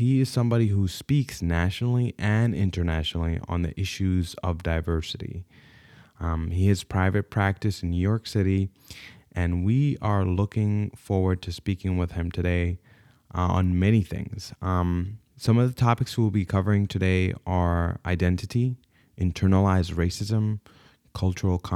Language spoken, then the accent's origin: English; Saudi Arabia; born there; also born or lived in Sudan; see, I was born in Saudi Arabia, but I'm Sudanese by ethnicity, and having been born then, I, I realized that I was Sudanese pretty early on.